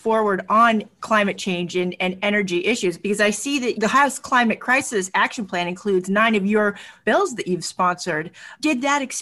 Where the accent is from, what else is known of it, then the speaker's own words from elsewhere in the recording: California, United States; I'm from California